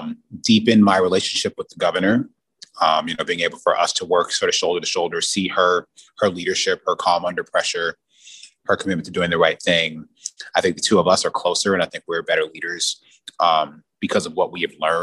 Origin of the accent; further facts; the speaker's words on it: Detroit, Michigan, United States; I'm from Detroit, and but Michigan's a big state